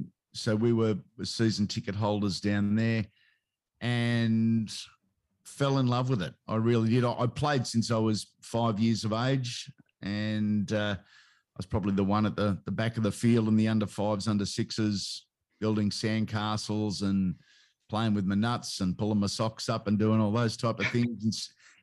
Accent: Sydney, New South Wales, Australia; I grew up in the North Rocks Carlingford area of Sydney, or northwestern Sydney, I guess. We were 10 minutes up the road from Parramatta Stadium, and I was born in 71.

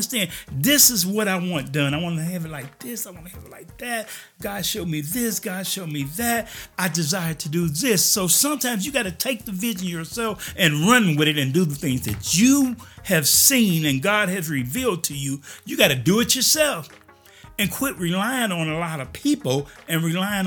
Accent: Chicago, Illinois, United States; moved away as an adult; now in Junction City, United States; I grew up in Chicago

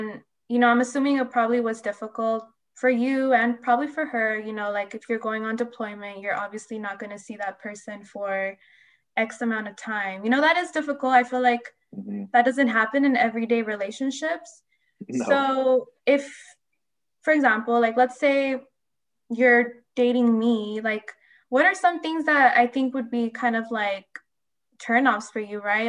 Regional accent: San Diego, California, United States; where I'm from, San Diego

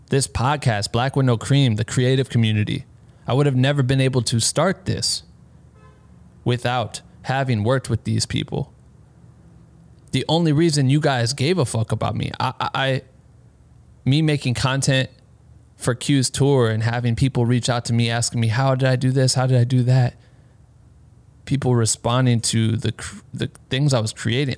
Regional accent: Iowa, United States; I'm from Iowa

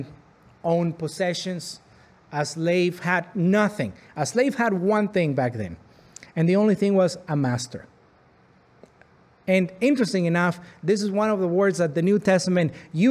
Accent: Arizpe, Sonora, Mexico; now in Pembroke, Canada; I grew up in Mexico in a Roman Catholic family

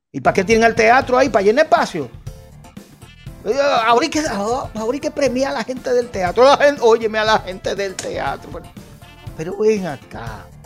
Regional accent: New York, United States; yo sé que mi madre es nacida y criada en Puerto Rico, tengo un cariño especial por Puerto Rico y soy nacido y criado en Nueva York, pero mi corazón se siente dominicano.

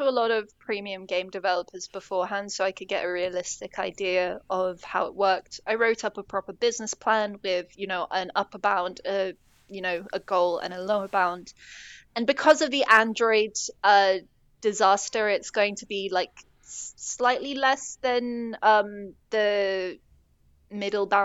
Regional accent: United States; I, I am American

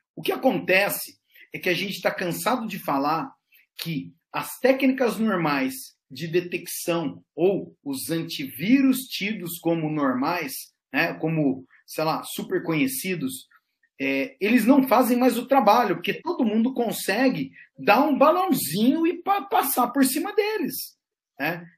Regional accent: Brazil; sou do Brasil

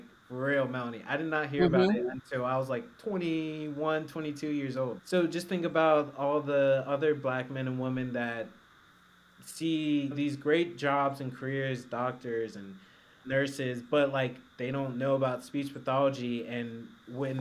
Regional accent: Atlanta, Georgia, United States; I am from Atlanta, Georgia

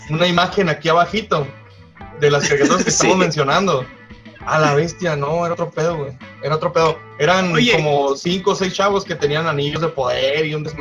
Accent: Guaymas, Sonora, Mexico; also born or lived in Hermosillo; No, yo nací en Guaymas.

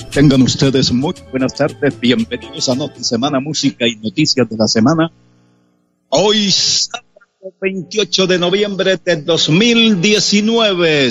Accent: San Vicente de Chucurí, Santander, Colombia; also born or lived in Barrancabermeja; de San Vicente de Chucurí, de la capital del Oro Negro, Barranca Bermeja, mi tierra querida

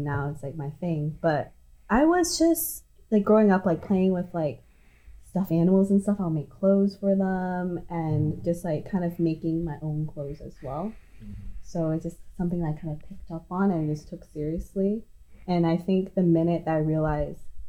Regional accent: Hong Kong; English is a second language; moved away; also born or lived in United States / Los Angeles / London; I'm from Hong Kong originally. I was born and raised there. And coming to the U.S.

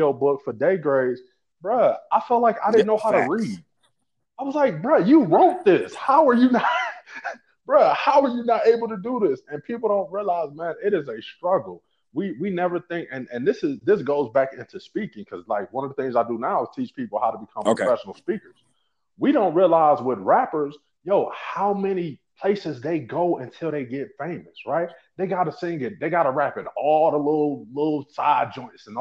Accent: St. Louis, Missouri, United States; I'm from the St. Louis area originally

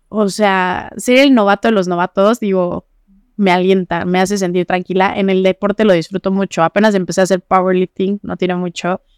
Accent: Zacatepec, Morelos, Mexico; also born or lived in Jojutla; now in Cuernavaca, Mexico; Yo, yo nací en Jojutla. Ah, en Jojutla. En Jojutla, pero fui a nacer y ese mismo día me llevaron a Zacatepec. Estuve ahí viviendo pues, mi infancia un poquito. Después me trajeron a Cuernavaca aquí a estudiar

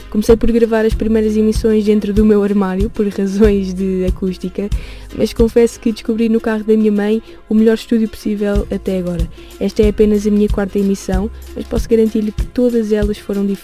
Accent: Brazil; sou brasileira

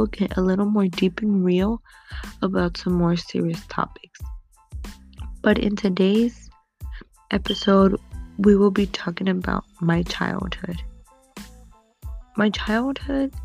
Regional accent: United States; my parents were born in Guanajuato, Mexico, when my mother was about, I believe, 6 months pregnant. She came to the United States so I could be born over here

